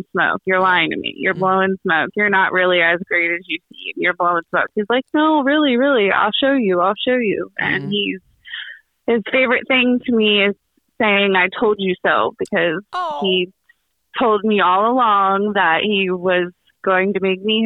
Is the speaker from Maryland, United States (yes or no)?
yes; Eastern Shore, Maryland, United States; I'm from Maryland and the Eastern Shore